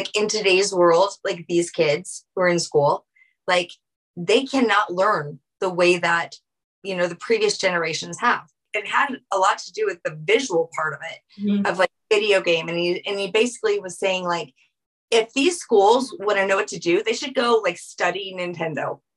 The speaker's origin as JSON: {"language": "English", "town": "New Orleans", "region": "Louisiana", "country": "United States", "tie": "born or raised there", "said": "I'm from Louisiana, from New Orleans"}